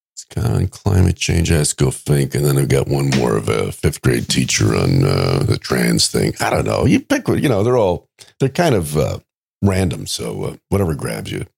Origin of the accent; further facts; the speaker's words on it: New York, United States; I grew up in New York